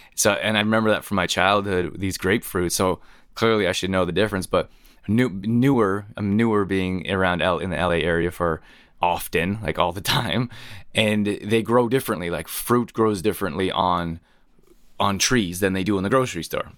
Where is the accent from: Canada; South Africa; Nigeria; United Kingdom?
Canada; moved away as an adult; also born or lived in Northern California; I grew up in Canada